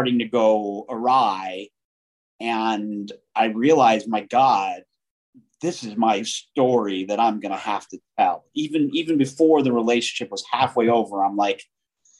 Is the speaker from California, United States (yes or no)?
yes; Los Angeles, California, United States; I grew up in Southern California and in Hollywood